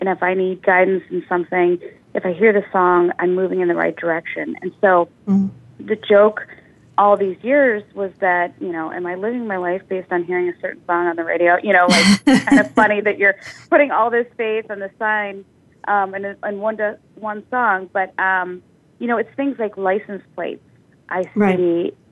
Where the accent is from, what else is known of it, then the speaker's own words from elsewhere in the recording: Midwest, United States; We grew up in the Midwest